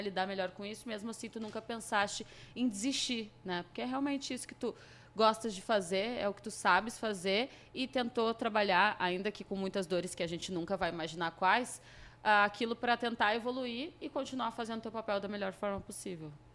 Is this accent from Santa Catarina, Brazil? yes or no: no; Rio Grande do Sul, Brazil; sou gaúcha